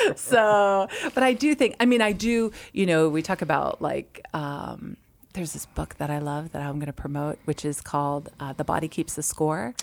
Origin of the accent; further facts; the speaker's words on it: Massachusetts, United States; I'm from Massachusetts, so in public school in Massachusetts in the winter